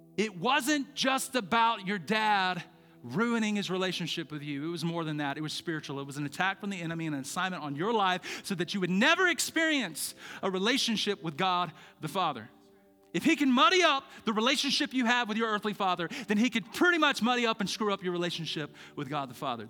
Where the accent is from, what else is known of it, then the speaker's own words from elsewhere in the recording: Birmingham, Alabama, United States; moved away as an adult; now in Treasure Valley, United States; I'm from Birmingham